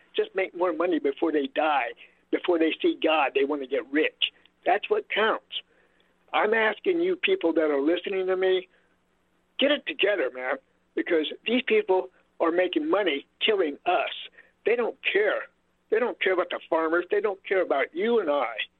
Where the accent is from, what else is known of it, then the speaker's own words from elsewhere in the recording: Modesto, California, United States; I'm seventy-two years old, born and raised in Modesto, California